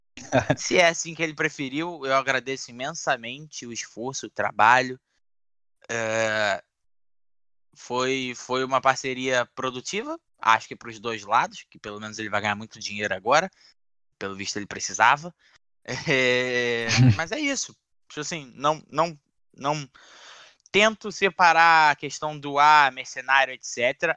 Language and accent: Portuguese; Rio de Janeiro, Brazil; Eu sou da zona norte do Rio